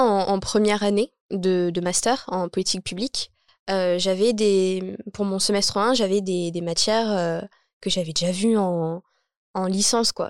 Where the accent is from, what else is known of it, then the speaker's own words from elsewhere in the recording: Champigny-sur-Marne, Île-de-France, France; j'ai grandi donc à Champigny-sur-Marne. Je suis née à Champigny-sur-Marne